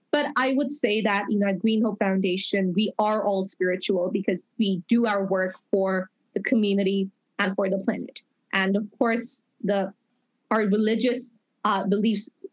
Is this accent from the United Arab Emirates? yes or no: yes; Dubai, United Arab Emirates; now in Toronto, Canada; I grew up in Dubai, and now I'm permanently living in Toronto